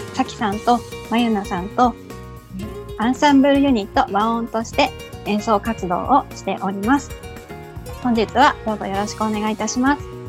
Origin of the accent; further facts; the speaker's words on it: Fujimino, Saitama, Japan; 埼玉県のふじみ野市出身です